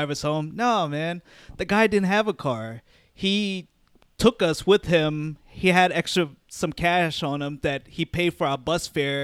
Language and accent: English; Arlington, United States; growing up in Arlington